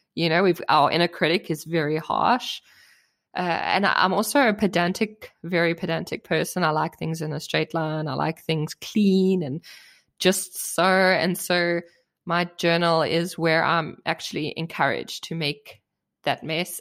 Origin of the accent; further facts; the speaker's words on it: South Africa; now in Germany; I grew up in South Africa, and South Africa is a very new country